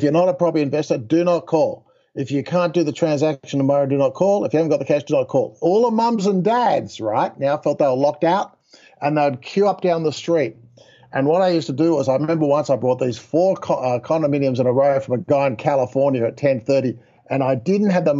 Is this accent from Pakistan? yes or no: no; Australia; moved away as an adult; also born or lived in Texas; I'm an Australian guy